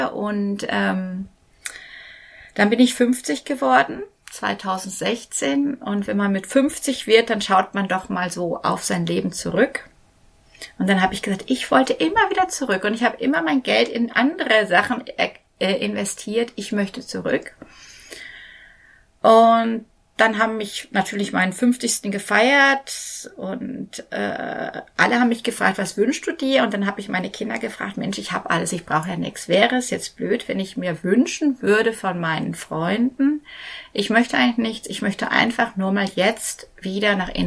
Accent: North Rhine-Westphalia, Germany; now in Nuremberg, Germany; Ich komme ja aus dem, ich bin eine Westfälin, bin aber im Ruhrgebiet aufgewachsen

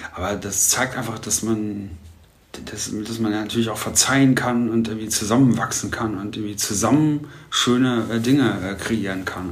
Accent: Germany; als Deutscher

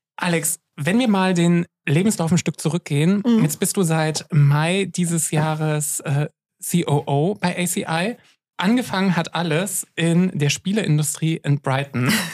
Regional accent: Görlitz, Saxony, Germany; ich bin in Ostsachsen groß geworden

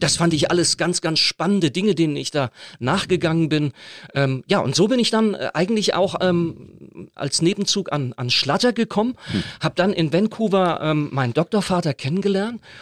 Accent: North Rhine-Westphalia, Germany; moved away; mit meiner Herkunft, mit meiner christlichen, mit meiner Glaubenssozialisation zu tun. Das ist dieser lebendige Pietismus in Westfalen

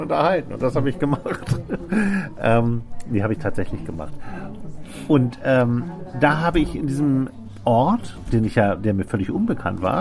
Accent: Hamburg, Germany; Damit ich als, als Hamburger, wenn ich hier schon mal aufs Land ziehe, irgendwie so eine Geselligkeit habe

